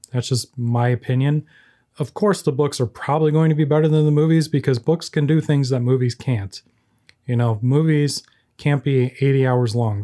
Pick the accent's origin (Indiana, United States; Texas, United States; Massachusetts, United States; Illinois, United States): Illinois, United States; Chicago; I'm a filmmaker from the Chicagoland area